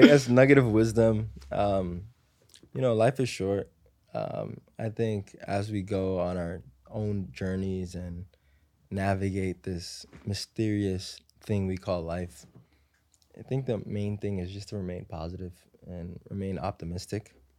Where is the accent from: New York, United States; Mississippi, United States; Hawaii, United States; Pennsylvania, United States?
New York, United States; New York City; I grew up in Harlem, um, you know, in, in the projects, like Section eight housing